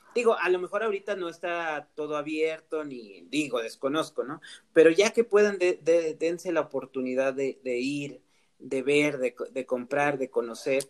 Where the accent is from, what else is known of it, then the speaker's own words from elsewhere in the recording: Mixteca, Oaxaca, Mexico; yo soy de la parte de la Mixteca, de un pueblo que ya es pueblo mágico